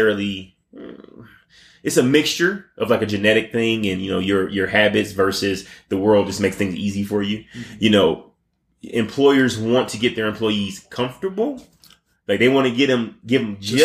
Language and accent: English; United States; We as the American people.